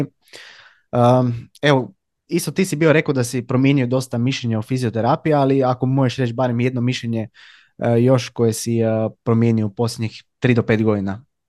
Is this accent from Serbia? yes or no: no; Labin, Istria County, Croatia; ja sam inače iz Labina